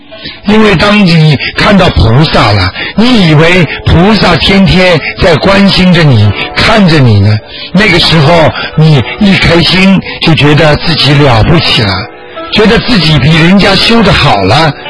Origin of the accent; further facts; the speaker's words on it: China; 我们中国人经常讲句话：“功到自然成嘛。”